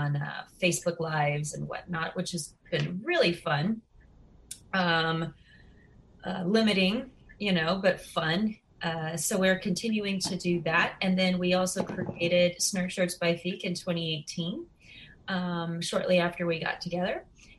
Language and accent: English; Southern California, United States; moved away as an adult; now in Queens, New York, United States; I was born in California, Southern California. And since the age of three, I grew up as a dancer